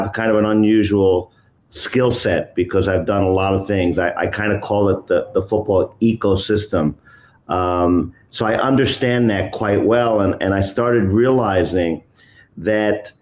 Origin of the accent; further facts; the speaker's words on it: New York, United States; I'm originally from New York City, from New York, but lived upstate in New York since I was around 10 years of age